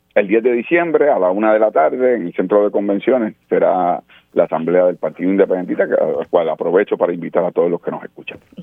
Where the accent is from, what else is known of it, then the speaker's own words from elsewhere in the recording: Puerto Rico; como puertorriqueños